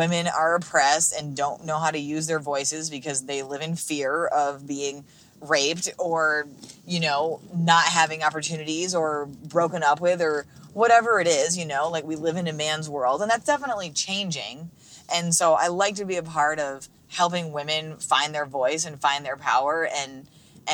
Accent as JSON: {"language": "English", "country": "United States", "said": "I'm speaking as like an American"}